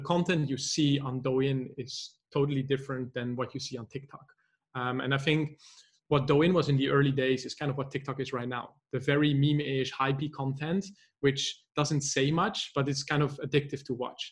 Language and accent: English; Netherlands; moved away as an adult; also born or lived in Poznan, Poland; I'm actually originally from the Netherlands